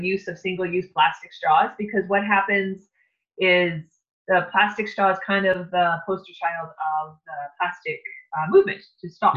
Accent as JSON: {"language": "English", "area": "Lake Superior", "region": "Northern Ontario", "country": "Canada", "tie": "born or raised there", "said": "we were growing up on Lake Superior in Northern Ontario."}